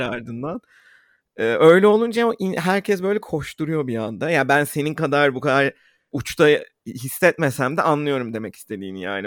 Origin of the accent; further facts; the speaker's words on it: Istanbul, Turkey; İstanbul'da büyüdüğümüz için